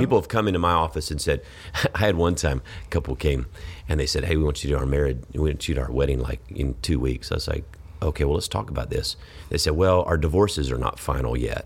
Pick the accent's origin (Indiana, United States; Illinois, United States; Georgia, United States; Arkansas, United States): Georgia, United States; moved away as an adult; now in Texas, United States; I grew up in Georgia